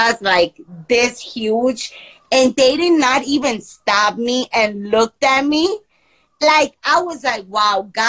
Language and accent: English; Medellín, Antioquia, Colombia; moved away; I'm in Medellin right now. I'm in my hometown. Like, this is where I was born.